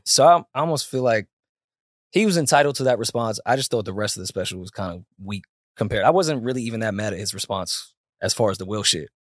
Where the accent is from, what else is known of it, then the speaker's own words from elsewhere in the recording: New York, United States; if you coming up in New York